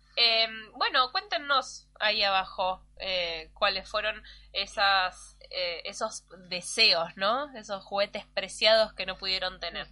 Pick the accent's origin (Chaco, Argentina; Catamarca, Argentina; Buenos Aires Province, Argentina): Buenos Aires Province, Argentina; Mar del Plata; Cuando yo me mudé a Mar del Plata y todos los pibes del barrio nos juntábamos a jugar